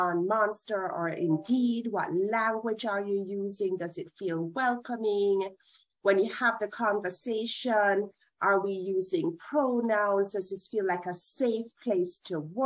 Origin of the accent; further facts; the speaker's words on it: Jamaica; moved away as an adult; now in United States; I'm Jamaican.